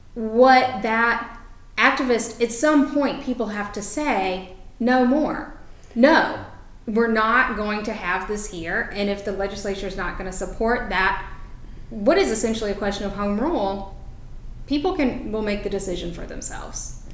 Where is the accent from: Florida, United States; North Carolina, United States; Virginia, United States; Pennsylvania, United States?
North Carolina, United States; Having grown up in North Carolina